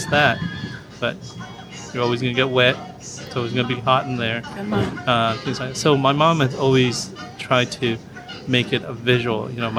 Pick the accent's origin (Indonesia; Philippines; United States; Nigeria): Philippines; Now, there's, you know, I'm Filipino, and there's a Filipino thing that kind of visual thing.